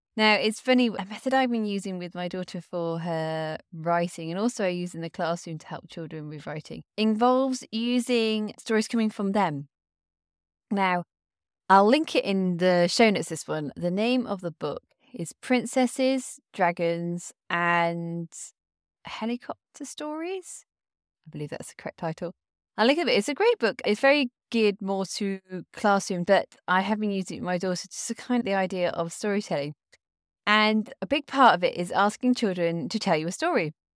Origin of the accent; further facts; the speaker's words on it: United Kingdom; I come from the British culture.